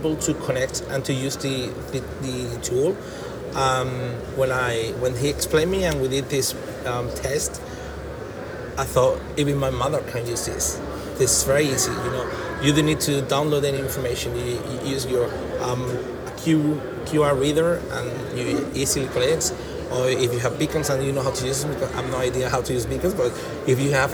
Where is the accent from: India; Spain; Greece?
Spain; Jerez de la Frontera, Andalusia; English is a second language; moved away as an adult; I'm from Jerez, I've been away for 10 years, and back in my hometown